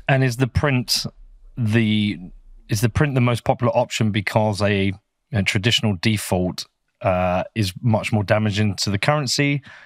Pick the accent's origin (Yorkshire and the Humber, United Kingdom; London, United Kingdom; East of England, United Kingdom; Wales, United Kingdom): East of England, United Kingdom; Bedford; my little hometown of Bedford